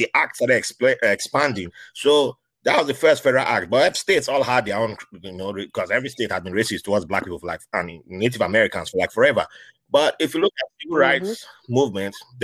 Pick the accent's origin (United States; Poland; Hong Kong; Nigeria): Nigeria; moved away; when I was growing up in Nigeria